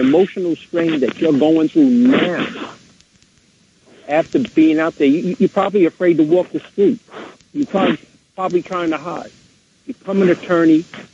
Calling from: Mount Vernon, New York, United States; I'm calling from Mount Vernon.

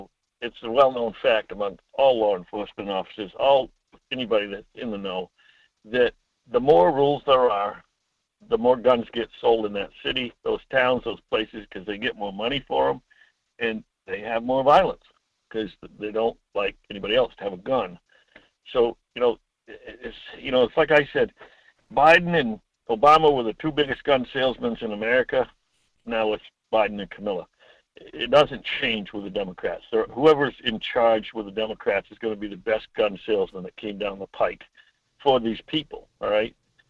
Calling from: Homer, Alaska, United States; Hi, Mike. … from Homer, listening to you this morning.

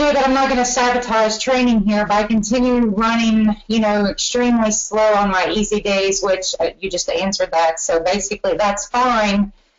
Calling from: Cincinnati, Ohio, United States; I am in Cincinnati, so neighbor to Northern Kentucky, and I too am going to do the Derby Festival in Louisville on the 29th.

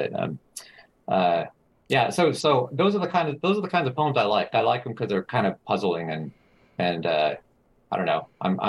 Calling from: Austin, Texas, United States; I'm in Austin, Texas.

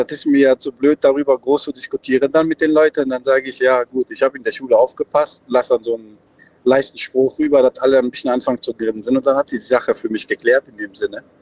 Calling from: Cologne, North Rhine-Westphalia, Germany; Ja, ich komme hier bei köln Overrad.

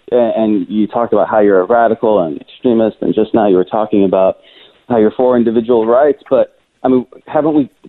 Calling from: Washington, United States; I'm calling from Washington State, actually.

